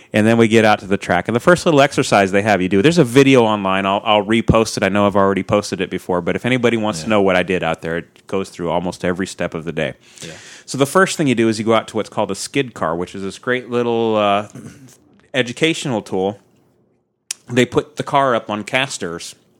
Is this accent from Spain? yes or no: no; Pacific Northwest, United States; I'm from the Pacific Northwest